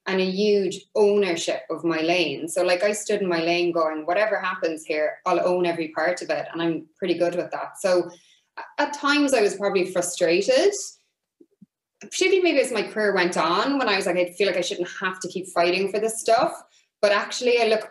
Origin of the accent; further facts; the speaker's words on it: Ireland; I was Irish